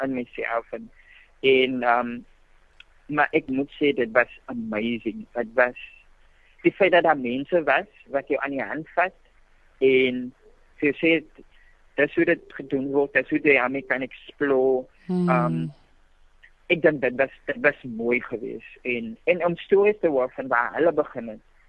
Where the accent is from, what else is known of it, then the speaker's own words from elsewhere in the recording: Worcester, Western Cape, South Africa; ek het groot geraak in Woester, skool gegaan in Woester